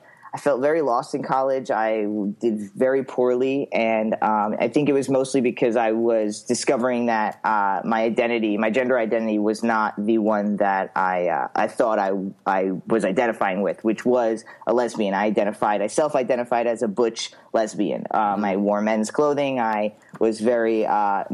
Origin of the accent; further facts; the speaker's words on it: Long Island, New York, United States; moved away as an adult; also born or lived in Florida; now in Oregon, United States; I was born and raised Long Island, New York, till I was 23